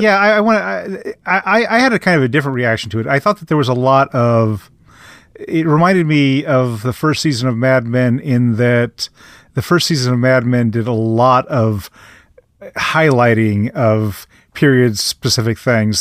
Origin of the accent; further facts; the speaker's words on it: Midwest, United States; as a Midwesterner